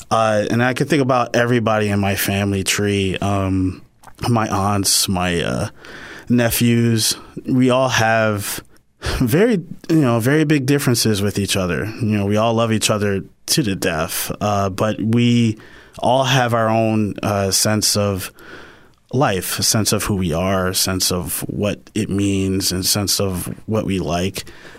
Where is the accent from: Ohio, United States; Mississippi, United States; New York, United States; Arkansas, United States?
New York, United States; Yonkers; I'm actually from Yonkers, New York. So, you know, Yonkers, New York is, you know, we pretty much pride ourselves in being, very invested in the birth of music, birth of hip hop, birth of, urban music.